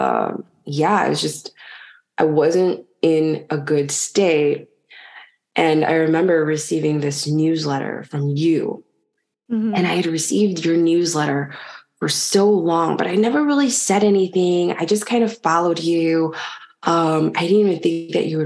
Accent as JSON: {"language": "English", "town": "Chicago", "region": "Illinois", "country": "United States", "tie": "born or raised there", "also_born_or_lived": "London / Paris / Nigeria", "moved": "as an adult", "lives_now": "French Polynesia", "said": "I was born in Chicago"}